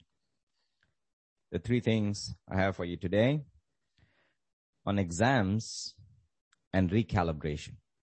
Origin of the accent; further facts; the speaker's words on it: India; Growing up in the Indian educational system